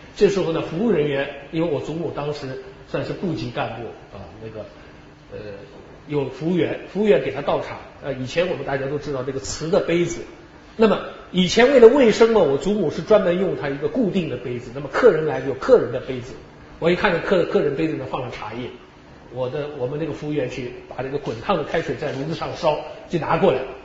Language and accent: Chinese; China; 我们中国人的个性